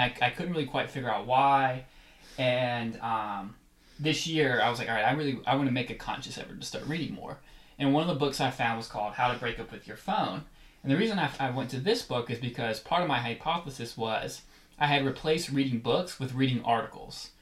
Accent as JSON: {"language": "English", "town": "Atlanta", "region": "Georgia", "country": "United States", "tie": "born or raised there", "said": "I grew up in Atlanta"}